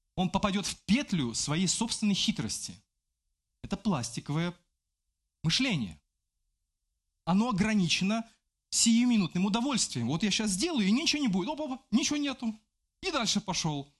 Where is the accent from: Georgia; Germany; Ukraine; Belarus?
Belarus; я белорус